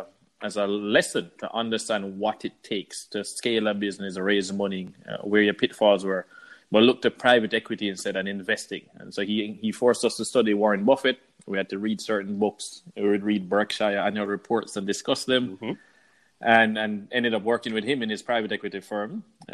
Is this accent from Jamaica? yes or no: yes; Jamaica; moved away; also born or lived in Kingston, Jamaica / Miami, Florida; Well, so born and raised in Jamaica, I grew up between Kingston, Jamaica and Miami, Florida.